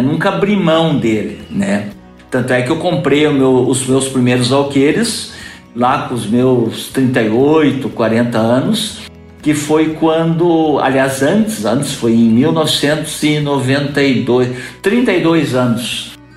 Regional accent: Guarapuava, Paraná, Brazil; also born or lived in Curitiba; eu sou natural de Guarapuava, nasci aqui em 1962

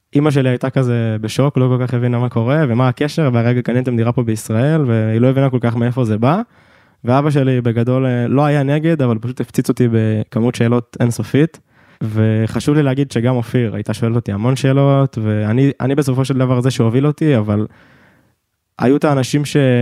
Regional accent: Ness Ziona, Central District, Israel; אני במקור מנס ציונה

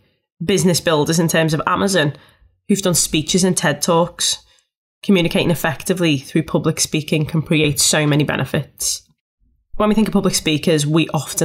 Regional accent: Liverpool, North West England, United Kingdom; I'm a Scouser and I speak fast

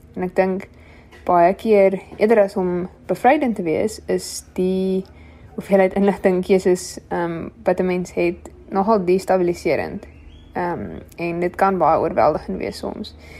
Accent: Wellington, Western Cape, South Africa; moved away as an adult; now in Stellenbosch, South Africa; ek het grootgeword in Wellington in die Boland

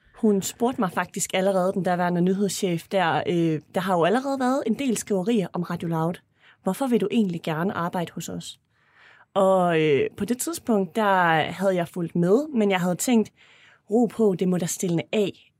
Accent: Esbjerg, Southern Denmark, Denmark; moved away; jeg har været i Esbjerg her i weekenden, hvor jeg kommer fra

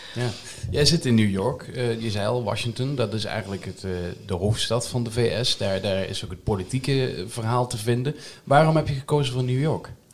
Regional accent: Netherlands; wij als Nederlanders

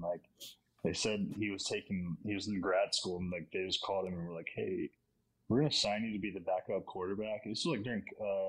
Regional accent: Virginia, United States; Always Newberry, but I'm from Virginia.

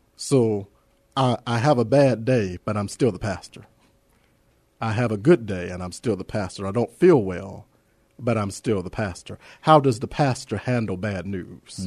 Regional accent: Los Angeles, California, United States; moved away as an adult; now in San Antonio, United States; I'm an Angelino. I, I come from that, uh, that small town of Los Angeles.

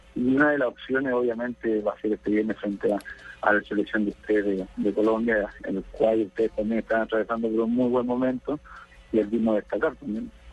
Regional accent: Chile; nosotros como chilenos

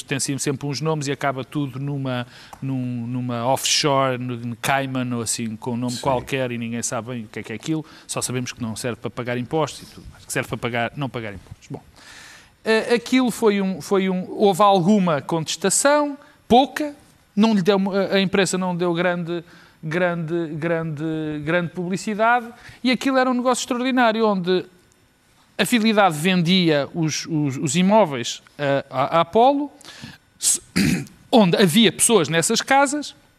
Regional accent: Porto, Norte, Portugal; a terra onde eu nasci, que é a cidade do Porto

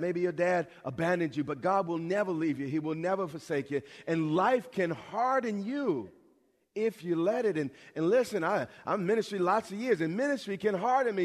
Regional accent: New York, United States; I'm from New York.

